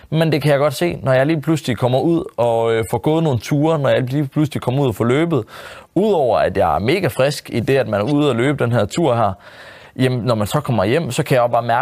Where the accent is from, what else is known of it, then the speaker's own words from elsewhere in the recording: Jutland, Denmark; fordi han kommer måske fra Sjælland af, og jeg kommer fra Jylland